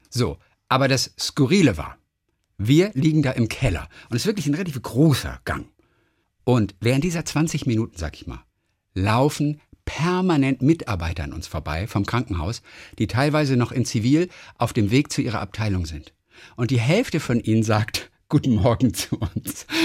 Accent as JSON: {"language": "German", "region": "Northern Germany", "country": "Germany", "said": "Ich, ich höre nur RSH und NDR 2, ich komme aus dem Norden."}